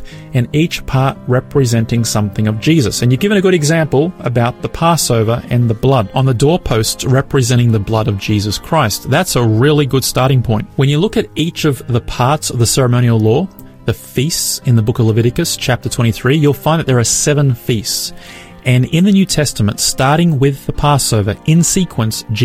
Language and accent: English; Brisbane, Queensland, Australia; my hometown of Brisbane